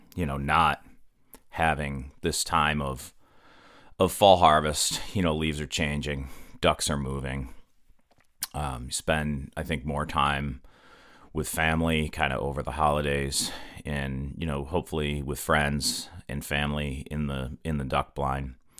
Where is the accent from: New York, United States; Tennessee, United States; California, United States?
New York, United States; Western; moved away; also born or lived in Mississippi; I'm originally from Western New York